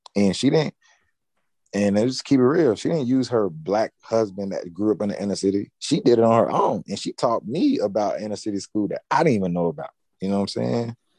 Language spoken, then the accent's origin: English; Nashville, Tennessee, United States; born or raised there